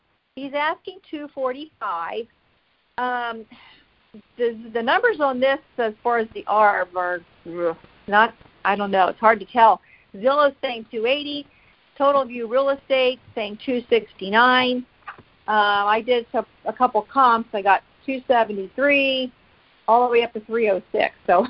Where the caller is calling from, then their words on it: Pennsylvania, United States; Mm-hmm. Can you hear me? I'm from Pennsylvania.